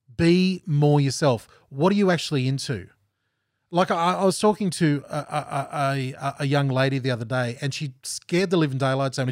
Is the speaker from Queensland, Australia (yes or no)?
yes; Gold Coast, Queensland, Australia; moved away as an adult; also born or lived in Geelong, Victoria / Pennsylvania, United States; I'm from Southeast Queensland